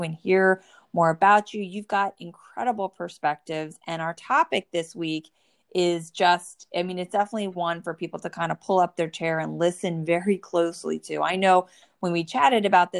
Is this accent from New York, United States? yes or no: no; New Jersey, United States; born or raised there